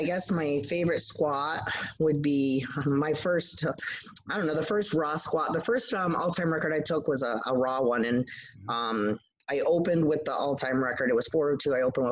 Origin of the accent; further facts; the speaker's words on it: New York, United States; also born or lived in Idaho; My dad was military, so I was born in Idaho. I've lived all over the place, but I've been in New York since I was in third grade.